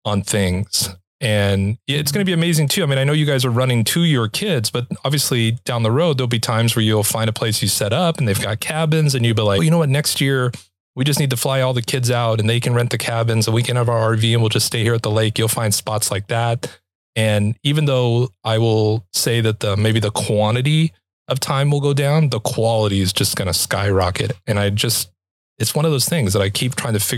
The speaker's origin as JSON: {"language": "English", "town": "Los Angeles", "region": "California", "country": "United States", "also_born_or_lived": "Granada Hills", "moved": "yes", "said": "I'm from like LA, like my liquor store and grocery store burnt down"}